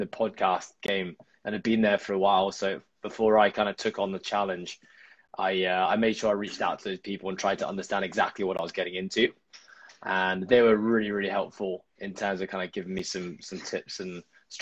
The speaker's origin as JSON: {"language": "English", "country": "Hong Kong", "tie": "born or raised there", "said": "I'm born and raised in Hong Kong"}